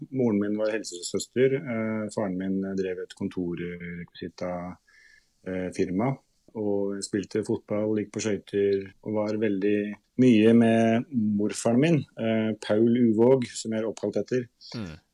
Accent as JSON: {"language": "Norwegian", "town": "Rakkestad", "region": "Østfold", "country": "Norway", "tie": "born or raised there", "said": "Hadde jo en sånn bredere forståelse av eh, verden utenfor Østfold eh, eh, da jeg var helt ung, naturligvis."}